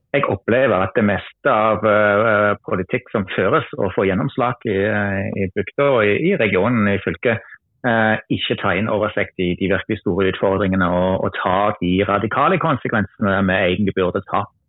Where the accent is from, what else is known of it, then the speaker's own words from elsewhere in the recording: Germany; Norwegian is a second language; moved away as an adult; also born or lived in Randaberg, Norway; now in Norway; er jeg opprinnelig tysker, men har bodd i Norge i ja, 21 år snart